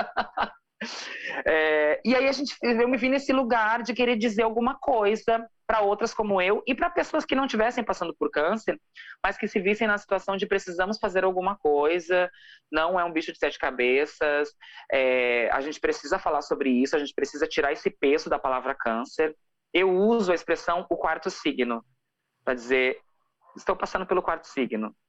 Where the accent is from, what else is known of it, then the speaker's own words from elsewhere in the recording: Santo Ângelo, Rio Grande do Sul, Brazil; accent: gaúcho; now in Porto Alegre, Brazil; Eu sou do interior do Rio Grande do Sul. Eu moro em Porto Alegre há 15 anos. Mas eu sou de uma cidade chamada Santo Ângelo